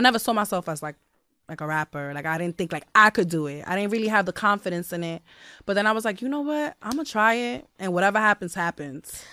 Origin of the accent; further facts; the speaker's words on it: New York City, New York, United States; I grew up there, and I have a lot of beautiful memories there